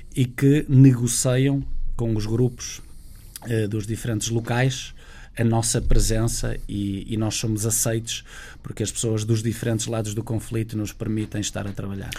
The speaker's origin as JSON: {"language": "Portuguese", "country": "Portugal", "said": "como português, como europeu"}